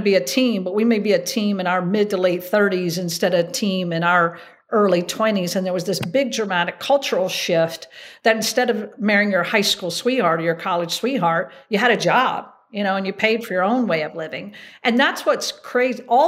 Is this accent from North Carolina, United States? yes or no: yes; Hickory, North Carolina, United States; moved away as an adult; also born or lived in Atlanta / Chapel Hill, North Carolina; now in New York, United States; growing up in Hickory, North Carolina